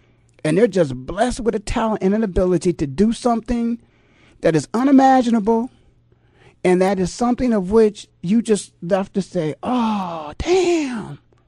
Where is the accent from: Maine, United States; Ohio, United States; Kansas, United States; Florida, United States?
Ohio, United States; Canton; in my hometown of Canton, Ohio